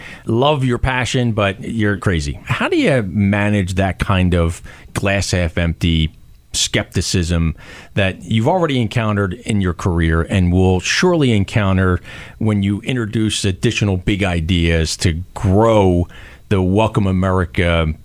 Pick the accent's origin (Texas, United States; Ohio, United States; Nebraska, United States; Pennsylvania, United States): Pennsylvania, United States; Philadelphia; being born and raised in Greater Philadelphia, in the city of Philadelphia, now living in the community essentially my whole life